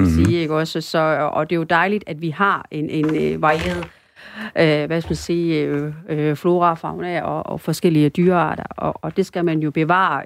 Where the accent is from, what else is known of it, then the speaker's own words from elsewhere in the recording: North Jutland, North Denmark Region, Denmark; also born or lived in Sri Lanka; now in Aarhus, Denmark; og så er jeg opvokset delvis på Nordjylland